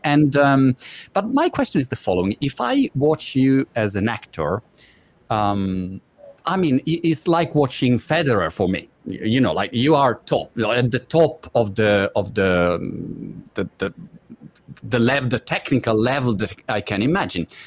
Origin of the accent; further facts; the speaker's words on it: Italy; English is a second language; moved away as an adult; now in United Kingdom; I live in UK for eight years now. I'm Italian, as my British accent reveal, and my wife is British